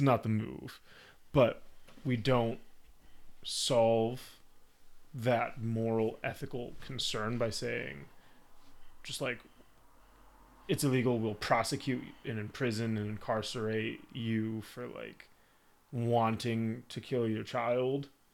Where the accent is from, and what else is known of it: United States